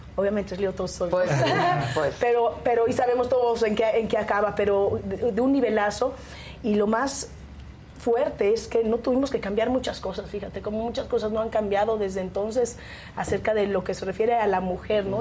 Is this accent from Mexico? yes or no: yes; Mexico; salí de casa de mis padres como buena mexicana viniendo de una familia muy conservadora